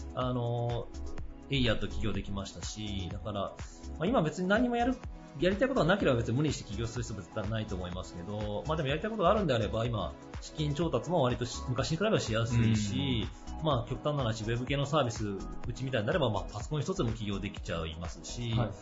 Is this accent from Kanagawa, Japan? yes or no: no; Okayama, Japan; 地元岡山